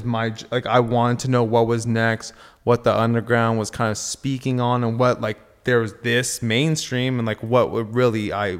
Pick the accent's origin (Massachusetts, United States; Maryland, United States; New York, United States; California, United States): California, United States; Agoura Hills; Yeah, so I grew up in Agora Hills. I've known Pat since I was 12 or something like that. I grew up out here. Went to high school with everyone